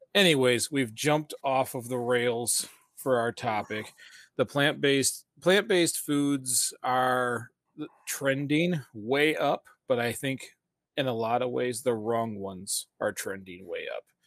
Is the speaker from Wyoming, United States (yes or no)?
no; Flint, Michigan, United States; we're from the Flint, Michigan area